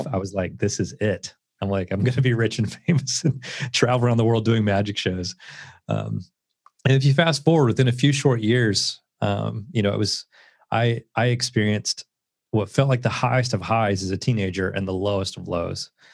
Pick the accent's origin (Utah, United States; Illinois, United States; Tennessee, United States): Tennessee, United States; Southeast; I grew up in Southeast Tennessee